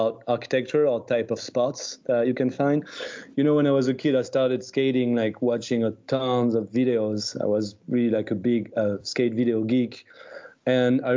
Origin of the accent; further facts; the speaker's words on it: Bordeaux, Nouvelle-Aquitaine, France; English is a second language; also born or lived in United States; The neighborhood in Bordeaux, where my hometown of Bordeaux in the southwest of France